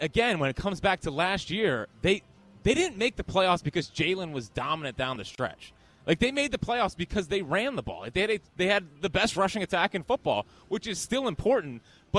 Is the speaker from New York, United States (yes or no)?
no; Philadelphia, Pennsylvania, United States; as a Philadelphian